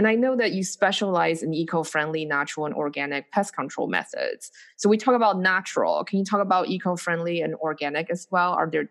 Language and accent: English; Taiwan; moved away; I grew up in Taiwan